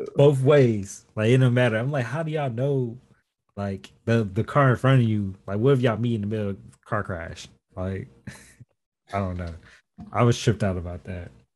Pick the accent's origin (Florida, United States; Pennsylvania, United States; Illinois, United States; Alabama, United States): Illinois, United States; South Holland; moved away as an adult; now in Fort Wayne, United States; I'm from South Holland, so it's a suburb of Chicago.